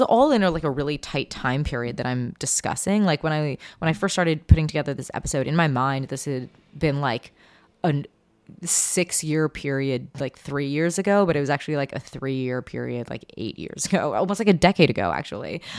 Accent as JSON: {"language": "English", "town": "Seattle", "region": "Washington", "country": "United States", "also_born_or_lived": "New York", "moved": "yes", "said": "I was from Seattle"}